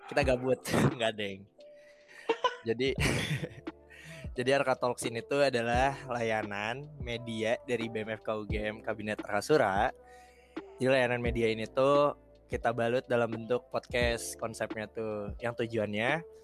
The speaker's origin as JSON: {"language": "Indonesian", "town": "Bandung", "region": "West Java", "country": "Indonesia", "said": "Uh, aku asalnya dari Bandung."}